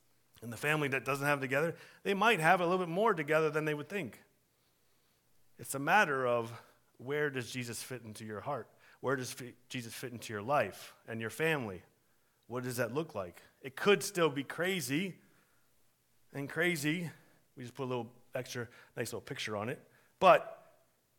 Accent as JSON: {"language": "English", "town": "Warren", "region": "Pennsylvania", "country": "United States", "tie": "born or raised there", "said": "I was born in Warren, Pennsylvania."}